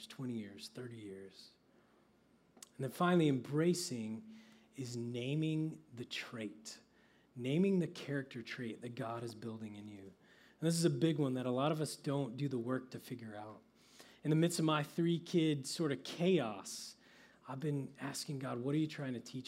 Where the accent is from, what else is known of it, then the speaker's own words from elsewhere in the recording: Oklahoma, United States; I grew up in Oklahoma where guys are tough